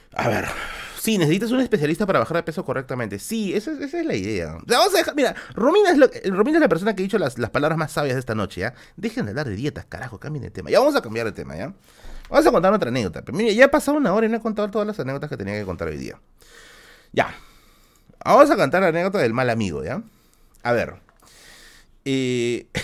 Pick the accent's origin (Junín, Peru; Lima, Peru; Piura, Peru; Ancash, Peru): Lima, Peru; Villa El Salvador; soy de Villa Salvador, Nisi, soy de Villa Salvador